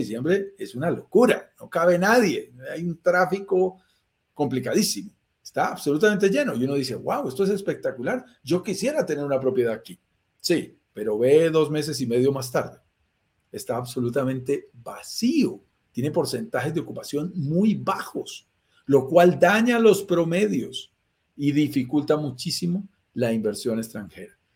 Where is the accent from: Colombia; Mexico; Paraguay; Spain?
Colombia; somos colombianos